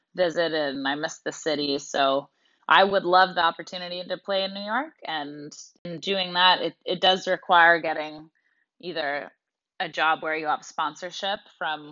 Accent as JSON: {"language": "English", "country": "Canada", "tie": "born or raised there", "also_born_or_lived": "United States / Russia", "moved": "as an adult", "said": "growing up in Canada"}